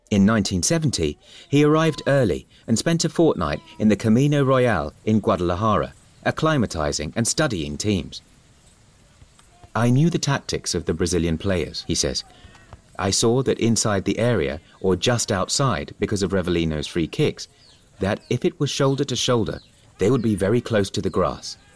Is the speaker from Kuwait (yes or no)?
no; Timișoara, Timiș County, Romania; first language Hungarian; English is a second language; Of course, I knew Hungarian, which was my mother language, as Timisoara was originally part of Hungary, and Romanian.